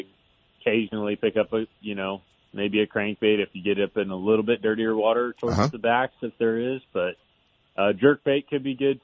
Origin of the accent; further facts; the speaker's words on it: Folsom, California, United States; also born or lived in West Sacramento, California / Clarksburg, California; I grew up down in West Sac in Clarksburg, you know, for the early part of my life. And then the last 8 years were right there in Folsom, and, you know, graduated from Folsom High School